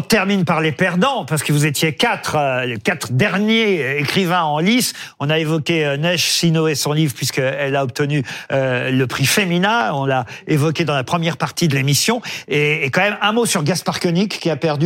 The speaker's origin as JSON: {"language": "French", "country": "France", "said": "chez nous en France"}